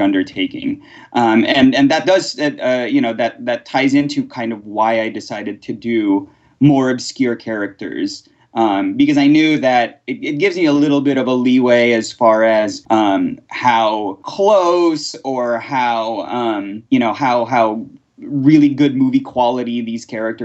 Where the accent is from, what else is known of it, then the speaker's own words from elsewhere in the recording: Philippines; moved away; I was born in the Philippines during the 80s